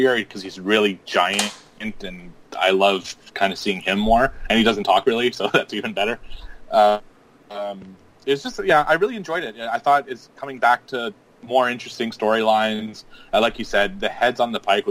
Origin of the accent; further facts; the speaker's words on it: Canada; being Canadian, I get some pretty crazy winters